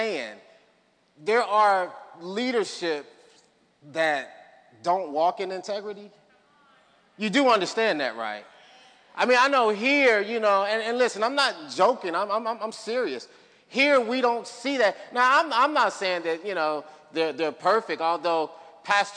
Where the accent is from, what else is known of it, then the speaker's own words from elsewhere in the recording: Chicago, Illinois, United States; moved away; my hometown, Chicago